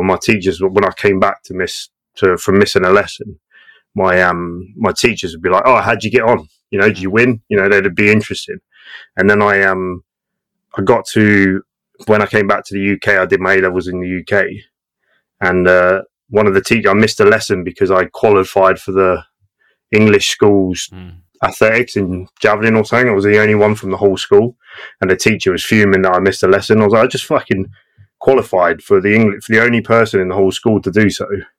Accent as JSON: {"language": "English", "country": "Australia", "tie": "born or raised there", "also_born_or_lived": "Portsmouth", "said": "And then I grew up in Australia, and it was like complete contrast."}